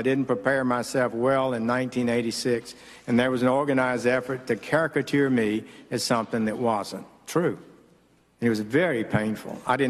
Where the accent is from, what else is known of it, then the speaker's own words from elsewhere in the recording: the South, United States; as a Southerner